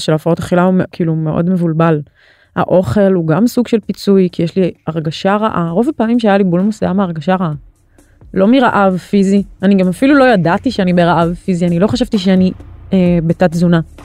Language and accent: Hebrew; Ra'anana, Central District, Israel; also born or lived in Tel Aviv; בכל מיני מקומות, אבל באזור המרכז